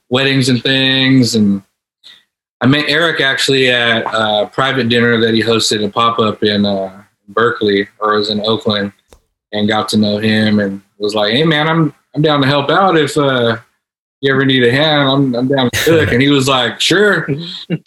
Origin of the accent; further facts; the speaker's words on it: Philippines; I mean obviously I'm Filipino as well, so we're talking about Filipino food.